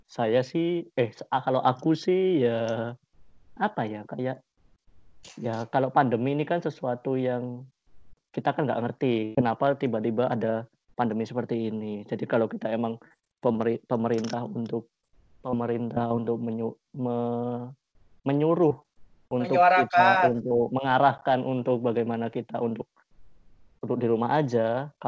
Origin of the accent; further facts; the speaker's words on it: Yogyakarta, Special Region of Yogyakarta, Indonesia; Saya dari Yogyakarta.